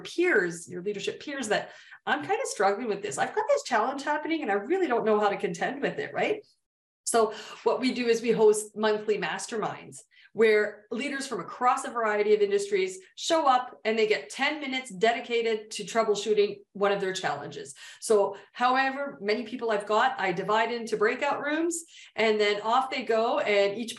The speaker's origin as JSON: {"language": "English", "country": "Canada", "said": "I'm Canadian"}